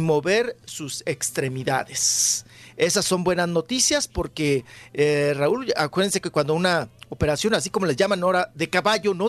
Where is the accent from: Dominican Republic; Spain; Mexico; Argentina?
Mexico; Ciudad Juárez, Chihuahua; moved away; mi tierra, ahí de Ciudad Juárez, de Chihuahua